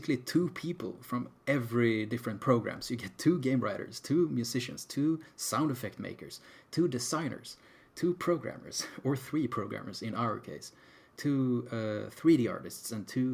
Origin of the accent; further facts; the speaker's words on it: Sweden; we're from Sweden